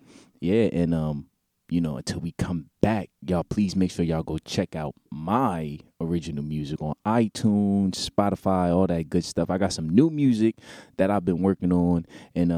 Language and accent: English; Newark, New Jersey, United States; in my hometown, my city, Newark, New Jersey